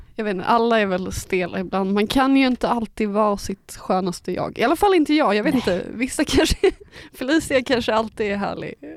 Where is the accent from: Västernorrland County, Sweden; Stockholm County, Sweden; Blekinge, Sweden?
Stockholm County, Sweden; Stockholm; moved away; När jag bodde i Stockholm, eller, ja, där jag är uppvuxen